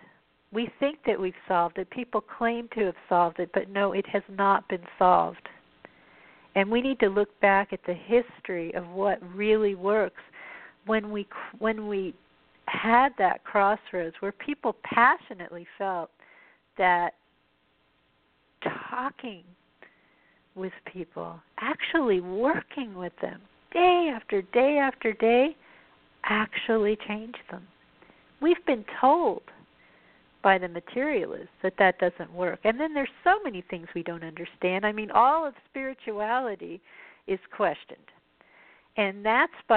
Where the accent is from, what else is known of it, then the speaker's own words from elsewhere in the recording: Colorado, United States; where I grew up in Colorado